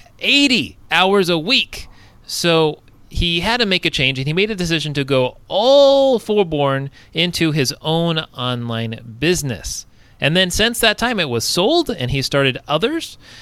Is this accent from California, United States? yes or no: yes; Southern California, United States; moved away; Southern California, my hometown originally.